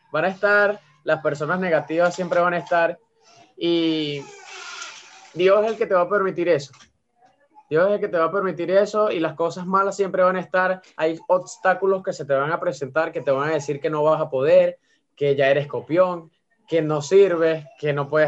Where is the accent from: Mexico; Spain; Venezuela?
Venezuela; de que soy venezolano y que se sientan orgullosas de que, de que yo esté aquí dando amor a toda Venezuela